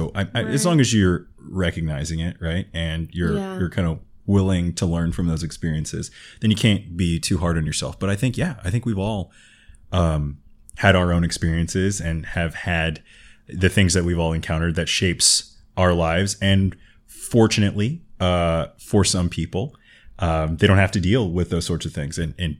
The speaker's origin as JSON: {"language": "English", "town": "Los Angeles", "region": "California", "country": "United States", "tie": "born or raised there", "said": "as a young African-American boy growing up in South Central LA in the 80s"}